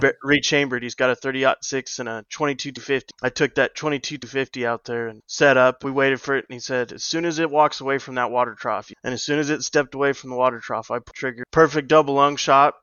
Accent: New Mexico, United States; Grew up in Mexico on a 42 section research ranch

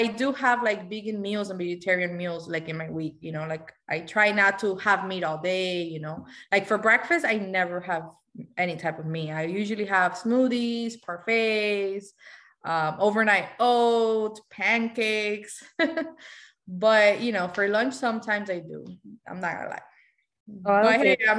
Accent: Miami, Florida, United States; also born or lived in Havana, Cuba; I was born in Cuba, in Havana, the capital. But I arrived here in Miami when I was 8 years old. So I've been, I guess, pretty much raised here in Miami

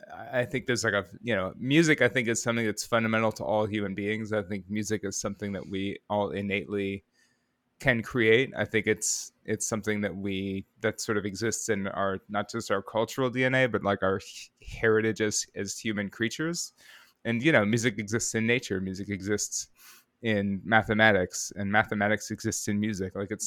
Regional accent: Rockford, Illinois, United States; Rockford, Illinois.

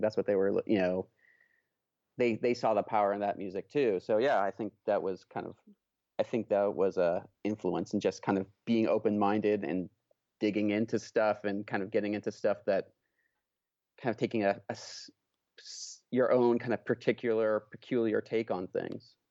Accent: Oakland, California, United States; I grew up in Oakland, California

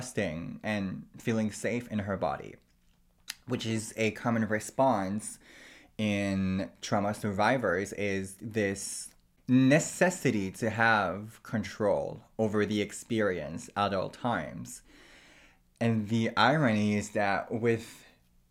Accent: Canada; I myself am First Nation, so I am Aboriginal from Canada

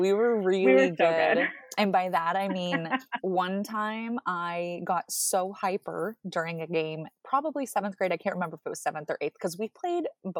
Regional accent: Oregon, United States; Like people growing up in Central Oregon, everybody's like, wow, you don't ski or snowboard.

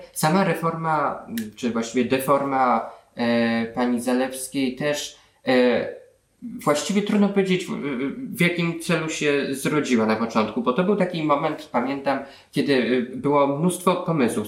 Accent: Warsaw, Masovian Voivodeship, Poland; jestem wprawdzie z Warszawy, ale z, z Pragi, starej Pragi

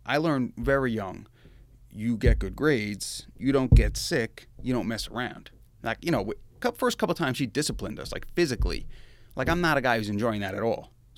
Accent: Kings Park, New York, United States; 1981, I was born, New York, Kings Park, New York. That is in Long Island. So I'm a New Yorker in this state

